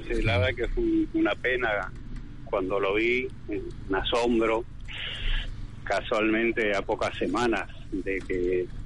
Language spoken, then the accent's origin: Spanish; Entre Ríos, Argentina; todos los compañeros de, mi pueblo, Entre Ríos.